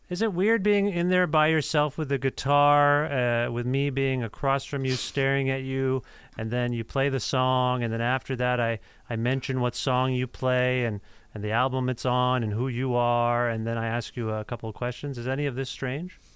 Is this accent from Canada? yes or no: yes; Cambridge, Ontario, Canada; moved away as an adult; now in Guelph, Canada; I'm from uh, just outside of Guelph, Cambridge.